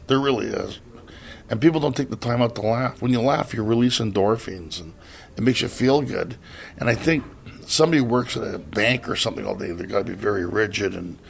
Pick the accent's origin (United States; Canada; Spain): Canada; born there; I was born in Canada. I'm proud to say I'm Canadian.